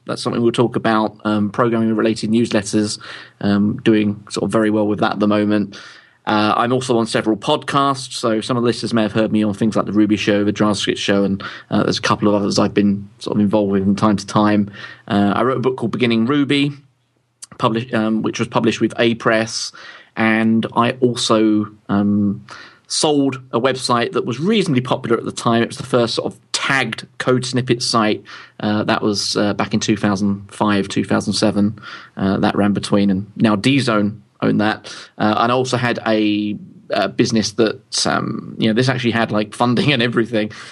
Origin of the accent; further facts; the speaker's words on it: London, United Kingdom; moved away as an adult; now in Louth, United Kingdom; I'm originally from London